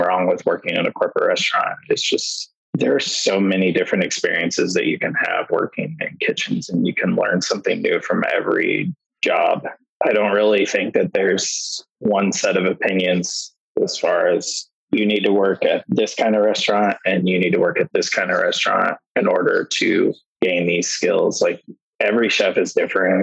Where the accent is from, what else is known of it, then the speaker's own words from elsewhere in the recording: Washington, United States; also born or lived in Hood River, Oregon / Portland area; I was born in Hood River, Oregon, and raised in Washington, always within like an hour of Portland